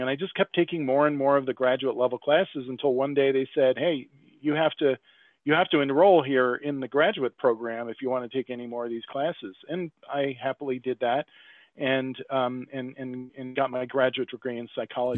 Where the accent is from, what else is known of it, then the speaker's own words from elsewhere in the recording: upstate New York, United States; moved away as an adult; also born or lived in Brooklyn / Long Island / Philadelphia; I grew up in upstate New York